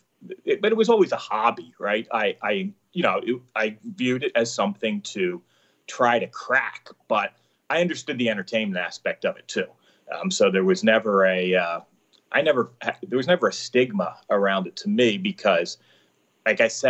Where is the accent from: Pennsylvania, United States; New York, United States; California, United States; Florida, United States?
Pennsylvania, United States; outside Philadelphia; I grew up outside Philadelphia